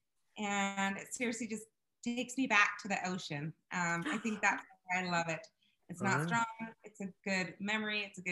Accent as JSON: {"language": "English", "region": "Idaho", "country": "United States", "tie": "born or raised there", "said": "I'm Mexican and I absolutely love my culture. However, I was raised in Idaho"}